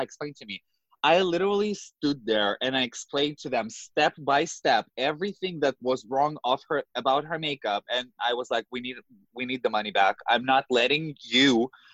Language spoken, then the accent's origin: English; Moscow, Russia; English is a second language; moved away as an adult; now in New York, United States; I grew up in Moscow, in the capital in Russia